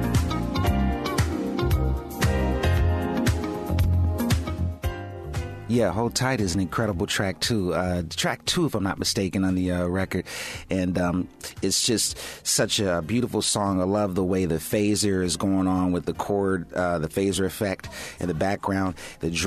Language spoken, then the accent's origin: English; Pasadena, California, United States; when I was growing up in Pasadena